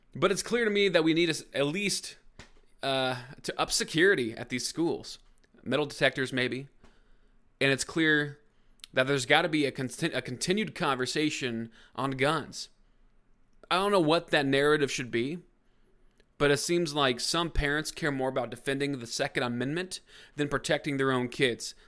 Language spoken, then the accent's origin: English; Brownsburg, Indiana, United States; four people from my hometown